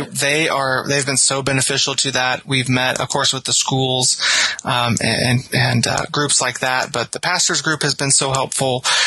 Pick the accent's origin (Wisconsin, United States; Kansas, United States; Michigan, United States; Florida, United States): Kansas, United States; St. Marys; So I'm from St. Mary's, which is, um, a little ways down Highway 24 from Rossville, about five minutes away.